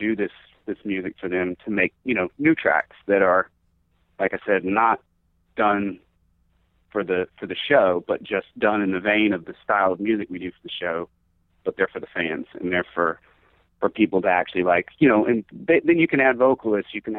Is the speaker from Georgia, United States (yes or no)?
yes; Georgia, United States; moved away; I'm from Georgia originally, and so like Atlanta's like the home team. It's like I haven't lived there in a really long time